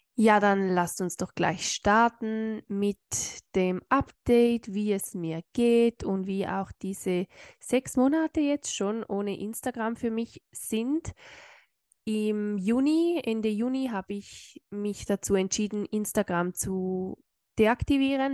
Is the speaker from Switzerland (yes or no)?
yes; Switzerland; bei uns in der Schweiz